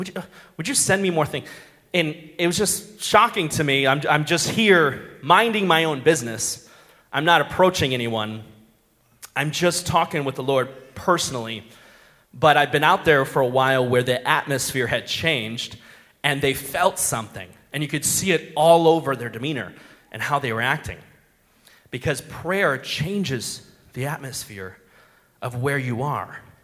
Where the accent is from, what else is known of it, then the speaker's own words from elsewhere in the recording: Minnesota, United States; I'm from Minnesota